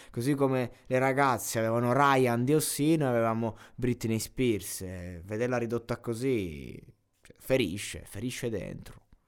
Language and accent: Italian; Abruzzo, Italy; coccia è molto abruzzese, sono abruzzese